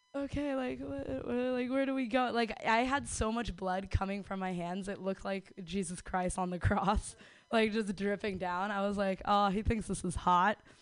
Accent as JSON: {"language": "English", "town": "San Francisco", "region": "California", "country": "United States", "said": "I'm from San Francisco"}